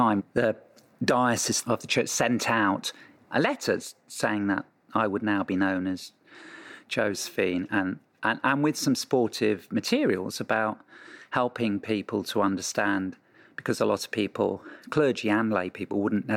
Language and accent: English; England, United Kingdom; moved away; I grew up in a sleepy rural space in England